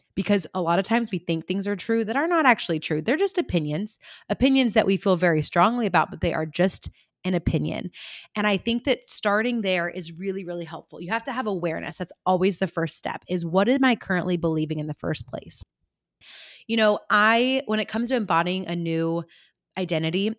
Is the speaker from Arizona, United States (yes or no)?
no; California, United States; I'm from California